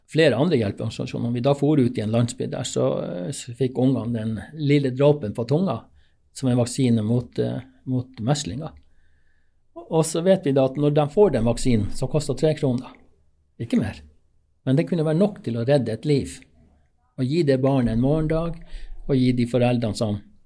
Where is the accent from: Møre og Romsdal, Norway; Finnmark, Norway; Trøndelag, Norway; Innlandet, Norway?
Finnmark, Norway; also born or lived in Alta / Gjøvik; jeg kom jo fra Finnmark